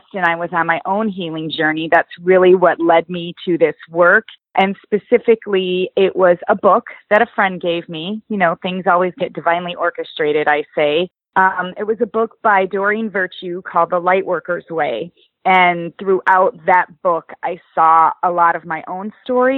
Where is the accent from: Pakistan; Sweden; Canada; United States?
United States; Oswego, Illinois; So I am from Illinois, a suburb of Chicago called Oswego. It's the Midwest, Midwestern girl.